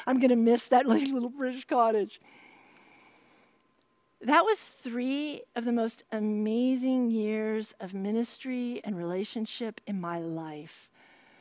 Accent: California, United States; I'm a Californian

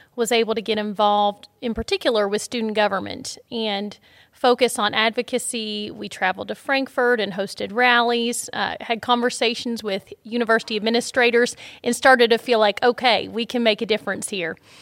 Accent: Shelbyville, Kentucky, United States; I grew up in Shelbyville, Kentucky, so not too far down the road

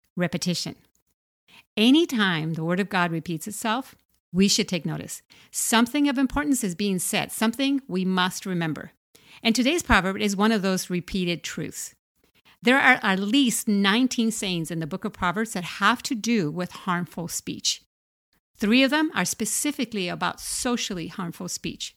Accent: Puerto Rico; I was about eight years old, growing up in Puerto Rico

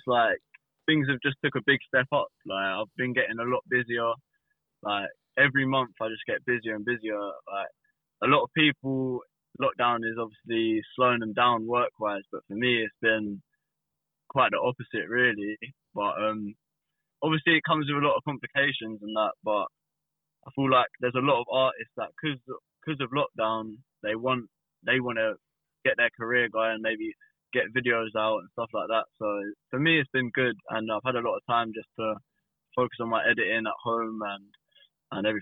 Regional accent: Welling, London, United Kingdom; I'm from Welling

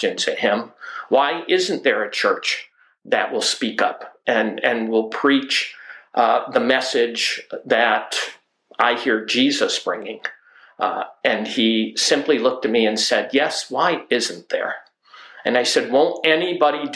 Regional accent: the Adirondacks, New York, United States; now in Alaska, United States; I grew up in the Adirondacks in a small mountain community south of the Canadian border, north of Lake George, New York.

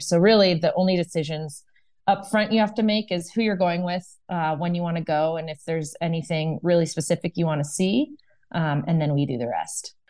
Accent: Bay Area, Northern California, United States; also born or lived in Ohio; I am a California native. I grew up in Northern California in the Bay Area.

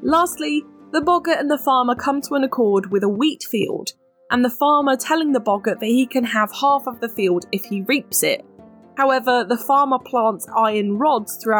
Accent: United Kingdom

